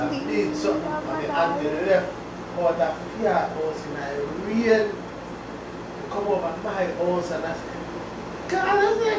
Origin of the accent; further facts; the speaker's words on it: Jamaica; Especially growing up in Jamaica, man.